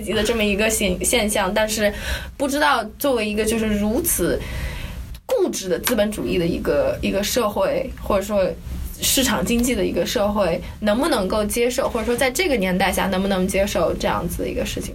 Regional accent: China; now in New York, United States; 因为我们是中国来的

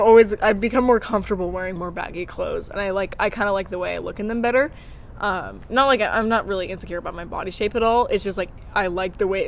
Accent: Shingletown, California, United States; I grew up in Shingletown in, like, a house that was old with spiders and stuff

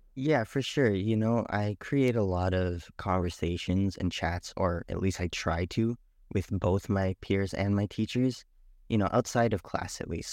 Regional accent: Canada; also born or lived in Trinidad / Guyana; I am, uh, from Trinidad, Guyana, but I was born in Canada.

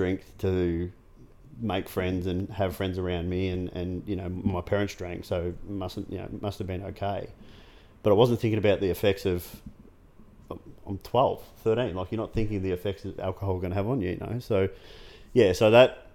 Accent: Geelong, Victoria, Australia; I grew up in Corio

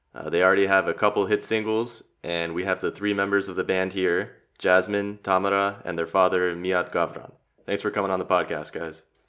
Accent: Los Angeles, California, United States; moved away as an adult; now in Zagreb, Croatia; Born and raised in Los Angeles, I'm now living in Zagreb

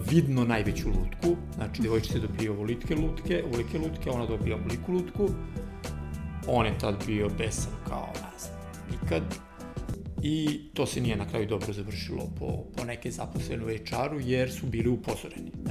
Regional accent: Serbia; kod nas u Srbiji

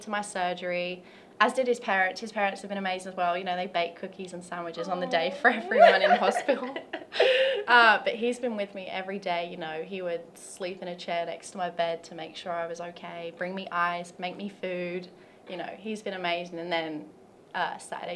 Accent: London, United Kingdom; moved away as an adult; now in Tennessee, United States; I'm from London, England

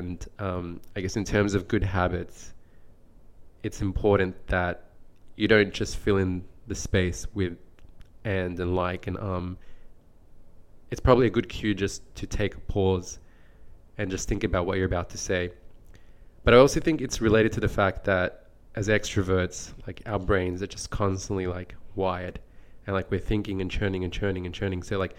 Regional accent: Australia; I have been told many times, in fact, that I don't sound very Australian and that my accent comes more across as a very neutral accent.

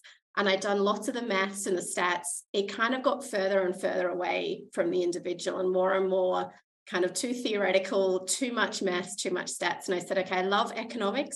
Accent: Adelaide, South Australia, Australia; moved away as an adult; also born or lived in Stockholm, Sweden / Jönköping, Sweden; now in Brisbane, Australia; I grew up in Adelaide

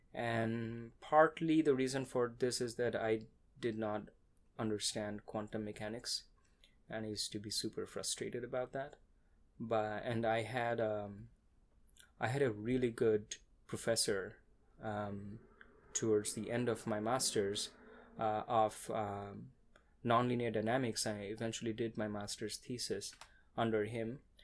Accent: Kolkata, West Bengal, India; moved away as an adult; now in Austin, United States; I was born and raised in India

